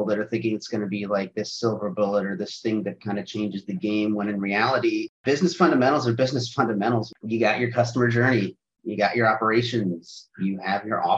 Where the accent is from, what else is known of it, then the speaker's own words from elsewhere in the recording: North Port, Florida, United States; I grew up in Northport, Florida, which is just like nothing in Florida effectively